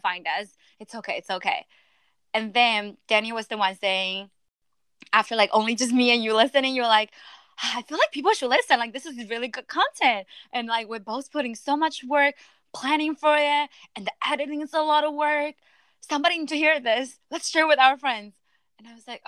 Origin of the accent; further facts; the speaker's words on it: China; moved away; my whole life I've been ranked growing up in China